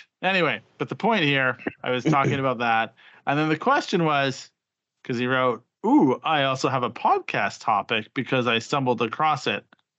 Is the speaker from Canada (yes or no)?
yes; Regina, Saskatchewan, Canada; Regina, Saskatchewan, my hometown.